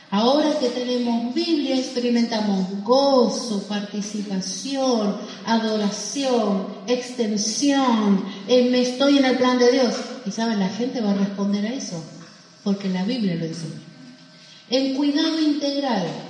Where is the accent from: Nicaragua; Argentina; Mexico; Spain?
Argentina